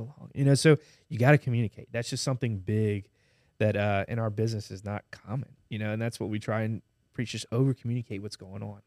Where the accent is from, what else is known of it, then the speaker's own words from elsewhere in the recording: Baton Rouge, Louisiana, United States; I love Baton Rouge growing, growing up here